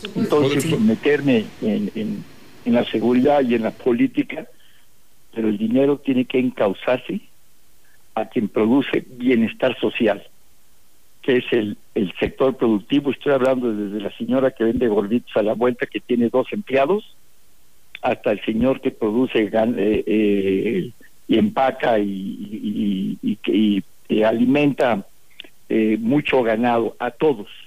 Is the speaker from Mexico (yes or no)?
yes; Mexico; Todos somos mexicanos